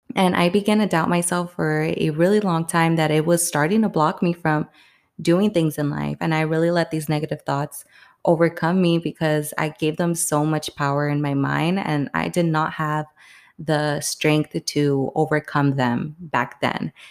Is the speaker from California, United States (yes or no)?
yes; Palm Springs, California, United States; moved away as an adult; now in New York City, United States; I'm from Palm Springs, California, and I currently live in New York City right now